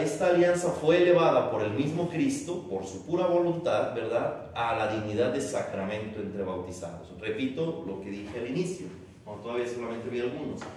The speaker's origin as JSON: {"language": "Spanish", "country": "Mexico", "said": "era yo, mexicano"}